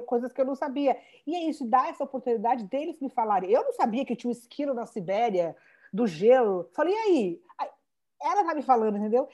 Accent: São Paulo, Brazil; accent: São Paulo; moved away; A gente é de São Paulo, mega sotaque de São Paulo

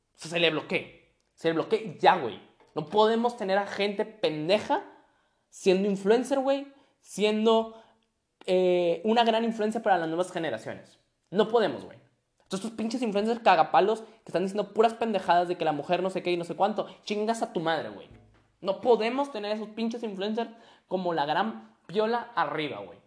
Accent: Monterrey, Nuevo León, Mexico; Soy regio. Soy regio, entonces, pues, por ende, ¿no? y mexicano, regio mexicano

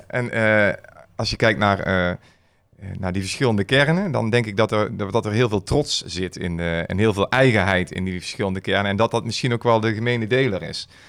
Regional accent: Schaijk, North Brabant, Netherlands; geboren en getogen in Schaik

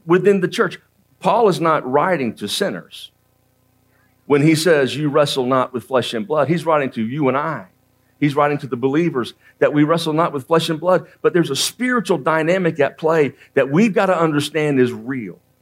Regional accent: Central Florida, United States; also born or lived in Georgia; I was raised in Central Florida.

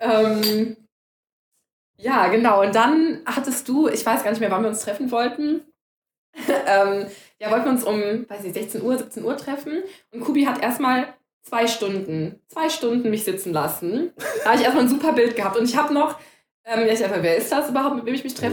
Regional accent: Cologne, North Rhine-Westphalia, Germany; wir sind ja beide Kölner, ne? wir sind zwei Kölsche

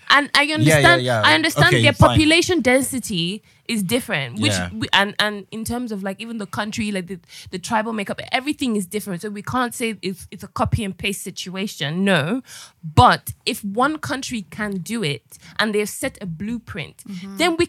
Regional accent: United Kingdom; It's the same thing here. I am British.

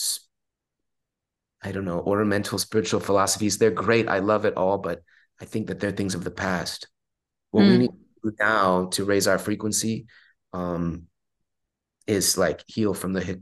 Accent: Long Beach, California, United States; I was born and raised in Long Beach, California

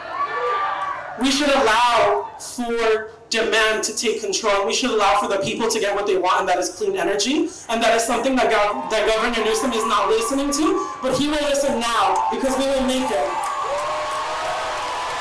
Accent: Mexico; moved away; my home country of Mexico.

